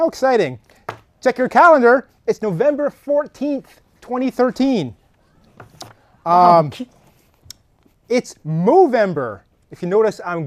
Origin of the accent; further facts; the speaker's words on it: Canada; accent: Scandinavian; I was born and raised in Canada